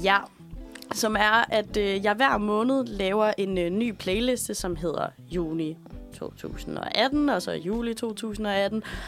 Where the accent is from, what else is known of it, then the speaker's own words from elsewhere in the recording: Aalborg, North Denmark Region, Denmark; moved away; jeg kommer fra Aalborg